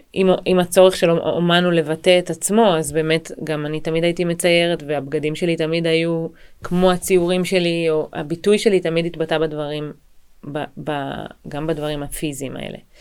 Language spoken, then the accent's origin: Hebrew; Israel; אני גדלתי ב, בישראל, וגדלתי במשפחה שהיא מרוקאית וברזילאית